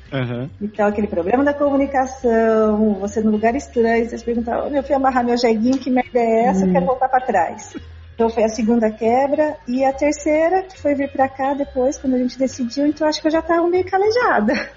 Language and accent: Portuguese; Aparecida, São Paulo, Brazil; moved away as an adult; eu morava no interior de São Paulo, sou de Aparecida